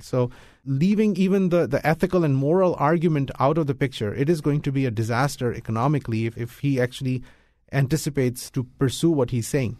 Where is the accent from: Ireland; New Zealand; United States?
United States; I'm an American. This is my country. This is my home